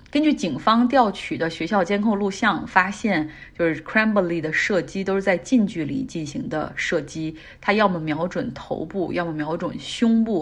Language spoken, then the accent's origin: Chinese; Harbin, Heilongjiang, China; now in United States; 我是个哈尔滨人